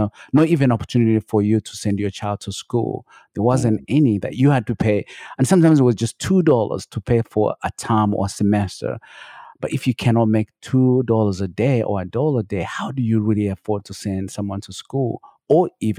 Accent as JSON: {"language": "English", "town": "Kabale", "region": "Western Region", "country": "Uganda", "tie": "born or raised there", "said": "I was born and raised in Uganda, the border of Uganda and Rwanda, in a small village called Kabale. That's where I was born."}